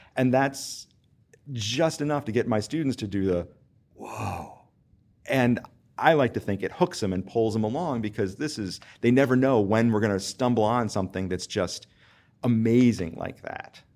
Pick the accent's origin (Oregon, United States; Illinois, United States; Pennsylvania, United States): Pennsylvania, United States; Western; moved away as an adult; also born or lived in Charleston, South Carolina; now in Winston-Salem, United States; I'm originally from Western Pennsylvania and grew up in a teaching household